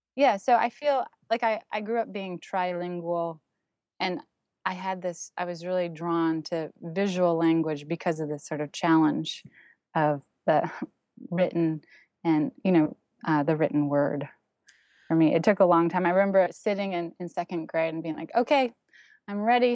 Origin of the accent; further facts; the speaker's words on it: Toronto, Ontario, Canada; first language German; English is a second language; moved away as an adult; also born or lived in Berlin, Germany / Santa Cruz, California; now in New York City, United States; where I was gr-, growing up in Toronto.